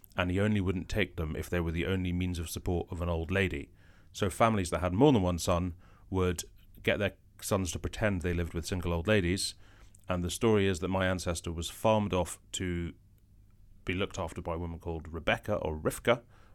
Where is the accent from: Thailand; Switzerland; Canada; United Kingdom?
United Kingdom; Edinburgh, Scotland; I'm from Edinburgh. No, I'm like, ethnically. Ethnically, I'm from... I'm half from... Well, it's the Rifkin bit that's important. You don't care where the Steinbergs come from. I'm from Lithuania, Vilnius, near, thereabouts.